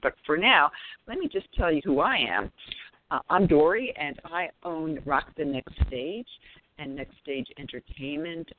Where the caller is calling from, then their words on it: Raleigh, North Carolina, United States; I'm calling in from the Raleigh, NC area